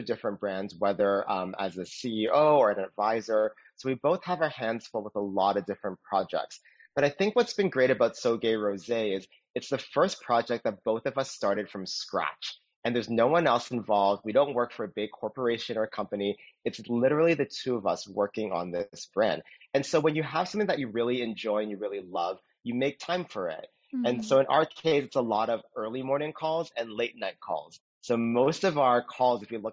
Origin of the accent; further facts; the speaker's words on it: Toronto, Ontario, Canada; also born or lived in New York / Austin; now in Los Angeles, United States; I'm originally from Toronto, Canada